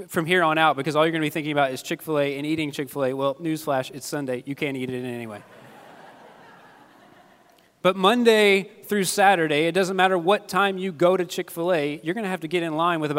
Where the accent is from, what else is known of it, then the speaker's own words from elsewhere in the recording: Kentucky, United States; moved away; I'm from Kentucky